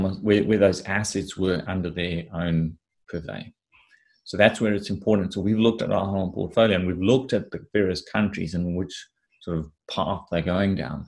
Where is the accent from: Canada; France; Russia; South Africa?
South Africa; I grew up in Africa. In South Africa in particular